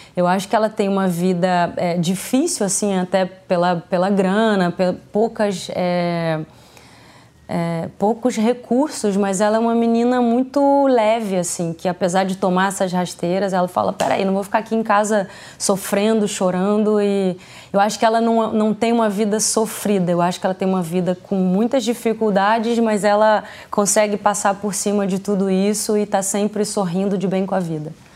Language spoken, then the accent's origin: Portuguese; Paraty, Rio de Janeiro, Brazil; moved away; eu vim de Paraty, né, uma cidade pequena